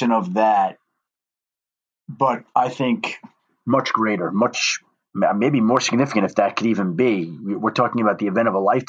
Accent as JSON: {"language": "English", "region": "New York", "country": "United States", "also_born_or_lived": "Colorado", "moved": "yes", "said": "I'm from New York"}